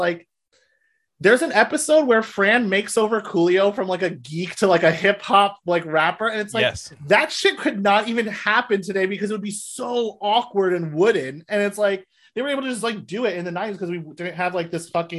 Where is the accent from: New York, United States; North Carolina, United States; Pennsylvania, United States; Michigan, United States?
New York, United States; I grew up outside of New York